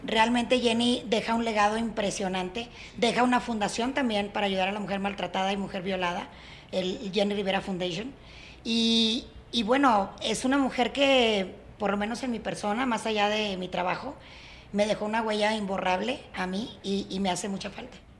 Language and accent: Spanish; Nuevo León, Mexico; en mi tierra